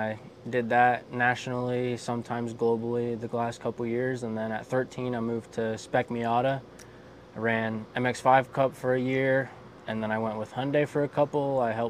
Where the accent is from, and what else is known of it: Florida, United States